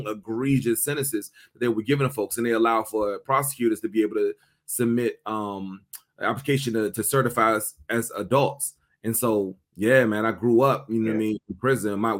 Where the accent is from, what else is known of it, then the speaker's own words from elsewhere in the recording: Washington, District of Columbia, United States; also born or lived in Prince George's County, Maryland; I grew up here in the Washington, D.C. area. So, you know, I went to elementary school in Northeast D.C. and then my family moved to Prince George's County when I got in like middle school